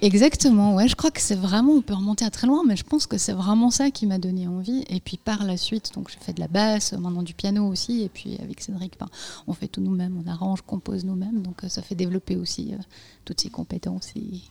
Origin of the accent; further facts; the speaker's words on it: Bosnia & Herzegovina; moved away; je suis née en Bosnie-Herzégovine